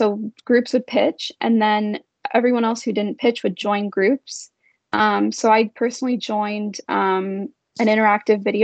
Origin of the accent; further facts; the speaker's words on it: Brampton, Ontario, Canada; also born or lived in Toronto; I was born in Toronto, but I grew up here in Brampton